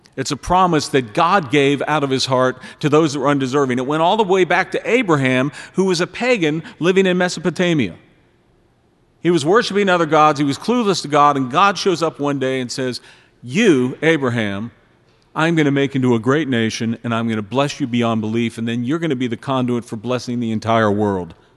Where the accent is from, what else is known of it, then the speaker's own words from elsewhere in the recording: Pittsburgh, Pennsylvania, United States; I was born and raised in Pittsburgh